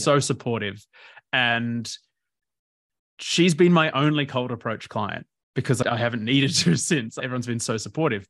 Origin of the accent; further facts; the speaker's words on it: Port Macquarie, New South Wales, Australia; also born or lived in Bendigo, Victoria; I first started growing up in Bendigo until I was about nine in Victoria. then the family, my dad just loved the ocean, so he moved up to Port Macquarie in New South Wales